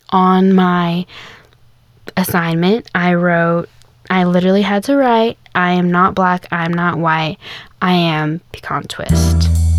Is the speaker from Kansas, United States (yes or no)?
yes; Kansas, United States; now in the South, United States; I grew up in Kansas